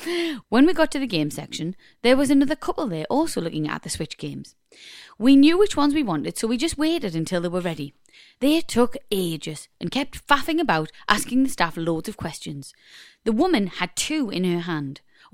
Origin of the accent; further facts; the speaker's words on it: Ireland; I'm Irish.